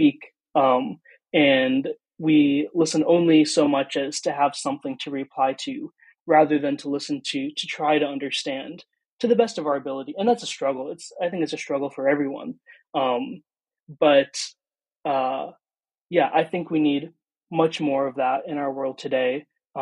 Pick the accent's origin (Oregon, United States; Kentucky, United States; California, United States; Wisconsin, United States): Wisconsin, United States; Green Bay; also born or lived in India / Pulaski, Wisconsin; I grew up in Green Bay, Wisconsin. I was born in India, but adopted when I was an infant